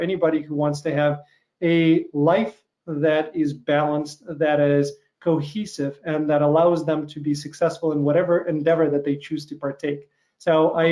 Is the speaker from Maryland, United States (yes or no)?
no; Chicago, Illinois, United States; that's where I am right now. That's my hometown.